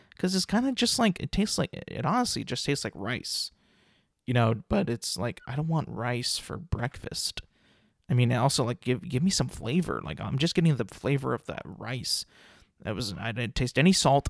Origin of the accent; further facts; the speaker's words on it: California, United States; I'm from California